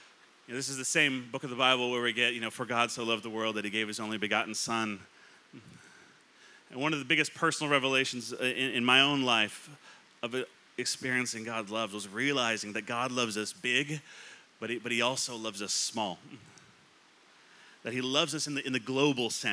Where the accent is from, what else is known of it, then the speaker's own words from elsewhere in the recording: California, United States; moved away; I grew up in California